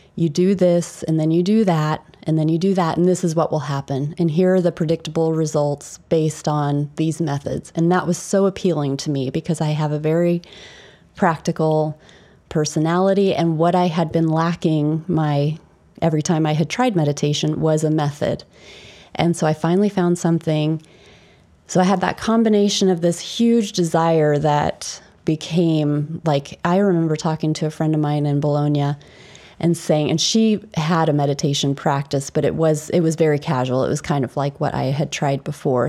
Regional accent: Indianapolis, Indiana, United States; moved away as an adult; also born or lived in England; I was born in Indianapolis, Indiana, which is in America.

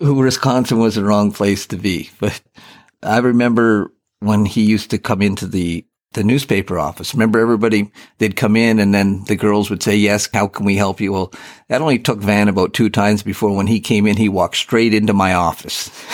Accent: Eastern Ontario, Canada; moved away as an adult; also born or lived in Yorkton, Saskatchewan; now in Campbell River, Canada; I was born and raised in Eastern Ontario on the Saint Lawrence

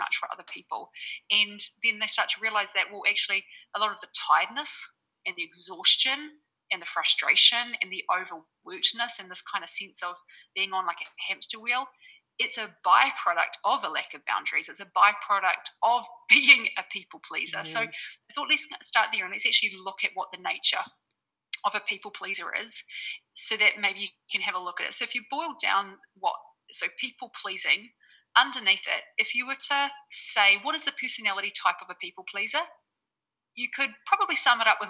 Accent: New Zealand; now in Bali, Indonesia; I'm a Kiwi based in Bali

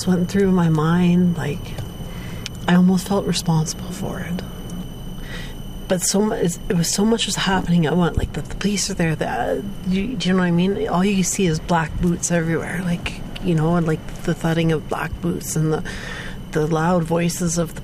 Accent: Dryden, Ontario, Canada; born or raised there; also born or lived in Vancouver

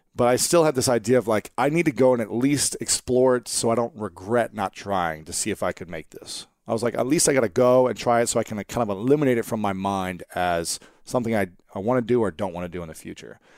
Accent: Ohio, United States; moved away as an adult; also born or lived in New York; I'm here from Ohio

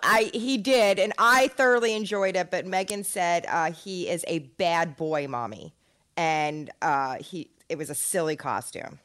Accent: New Jersey, United States; we're all from North Jersey

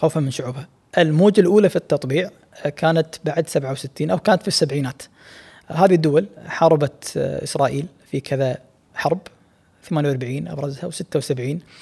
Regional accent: Kuwait; احنا ككويتيين وكخليجيين بشكل عام

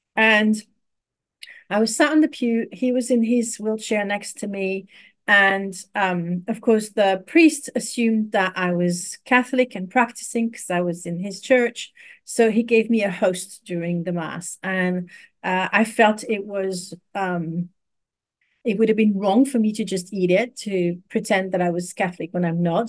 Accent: Paris, Île-de-France, France; moved away; I was raised in Paris, in France

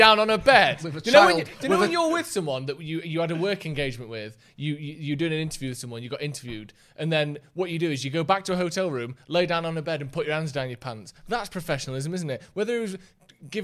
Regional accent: Bassetlaw, East Midlands, United Kingdom; Bassetlaw who is meant to represent my hometown

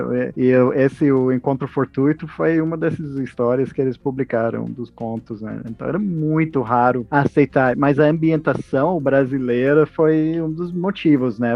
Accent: Texas, United States; Portuguese is a second language; now in Brazil; Eu sou dos Estados Unidos originalmente, do Texas

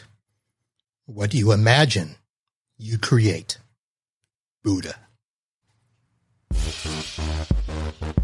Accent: South Florida, United States; I'm from South Florida

